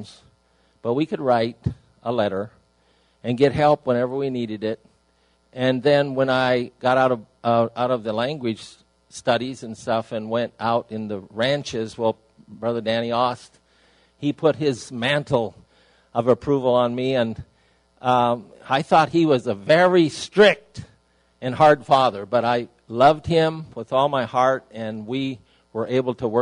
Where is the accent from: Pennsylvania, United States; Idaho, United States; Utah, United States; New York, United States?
Idaho, United States; moved away as an adult; I was away from Idaho where I was raised.